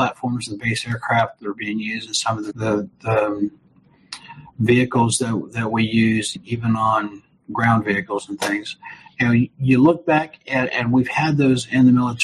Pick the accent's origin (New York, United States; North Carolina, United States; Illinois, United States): Illinois, United States; Chicago; now in Alabama, United States; I'm not originally from here, so I'm originally from Chicago